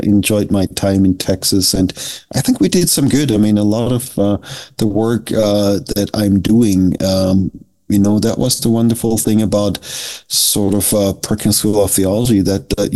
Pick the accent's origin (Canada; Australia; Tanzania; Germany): Germany; Southern Germany; now in United States; I was raised in Germany, but the odd thing about it is I grew up as a Methodist